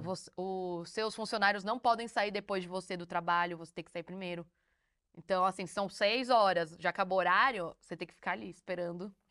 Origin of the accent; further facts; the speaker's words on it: Brazil; now in South Korea; a gente é do Brasil